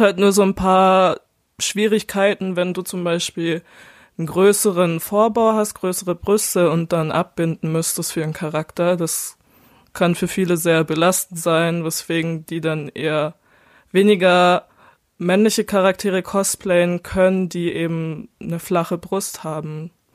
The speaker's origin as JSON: {"language": "German", "region": "Baden-Württemberg", "country": "Germany", "said": "bei uns in Baden-Württemberg"}